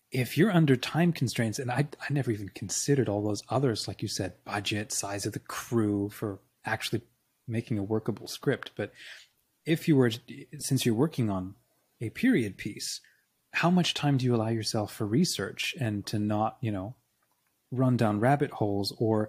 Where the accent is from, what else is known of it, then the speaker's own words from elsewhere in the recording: Australia; moved away; I grew up in Australia